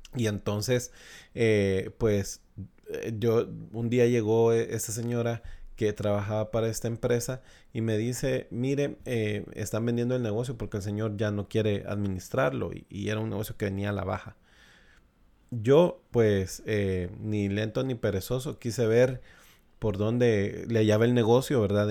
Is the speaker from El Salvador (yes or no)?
yes; El Salvador; establecerme acá eh, en mi país, en El Salvador